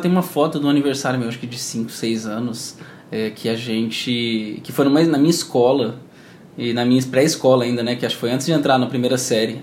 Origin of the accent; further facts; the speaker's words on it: Campo Grande, Mato Grosso do Sul, Brazil; moved away as an adult; now in Campinas, Brazil; Eu sou daqui de Campo Grande, e mas eu, mas eu não moro aqui atualmente, eu tô morando em Campinas, São Paulo